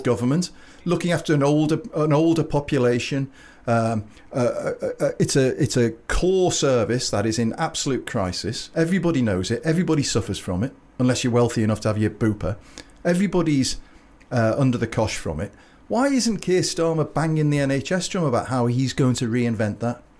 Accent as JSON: {"language": "English", "town": "Liverpool", "region": "North West England", "country": "United Kingdom", "said": "I'm from Liverpool"}